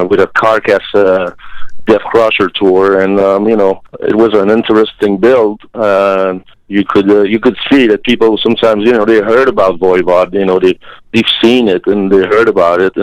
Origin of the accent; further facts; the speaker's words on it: Jonquière, Quebec, Canada; also born or lived in Montreal; where we come from, Jonquière, Quebec